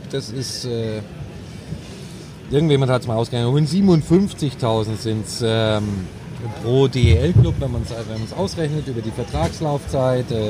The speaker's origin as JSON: {"language": "German", "town": "Munich", "region": "Bavaria", "country": "Germany", "said": "Aber ganz ehrlich, so als Münchner hätte vor ein paar Jahren"}